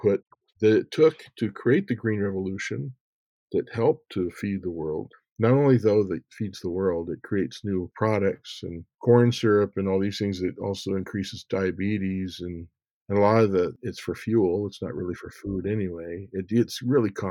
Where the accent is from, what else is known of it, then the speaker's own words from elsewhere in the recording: Montana, United States; moved away as an adult; also born or lived in Iowa; I was raised in Montana